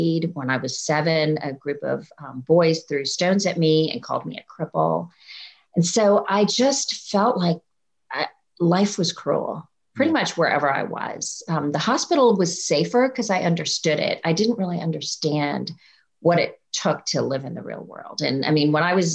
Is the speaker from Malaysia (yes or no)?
no; India; I was born in India to Christian parents